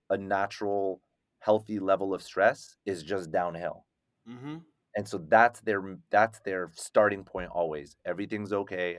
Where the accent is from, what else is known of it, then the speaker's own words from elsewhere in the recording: United States; also born or lived in Paris, France; I'm this like French Moroccan mutt, right? Growing up in America